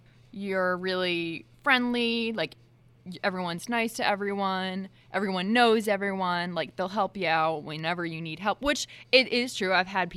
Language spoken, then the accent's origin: English; New England, United States; moved away as an adult